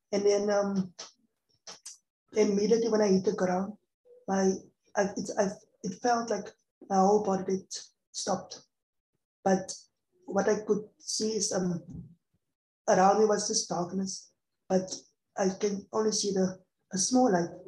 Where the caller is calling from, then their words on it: Cape Town, Western Cape, South Africa; And I'm, I'm talking from South Africa, Cape Town.